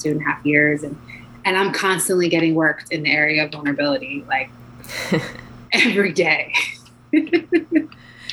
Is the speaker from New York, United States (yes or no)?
yes; New York, United States; I'm from New York